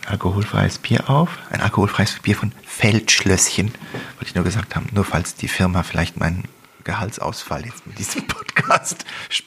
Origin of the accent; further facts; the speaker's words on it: Visp, Valais, Switzerland; ich bin zwar in Fisp aufgewachsen und da ist nichts passiert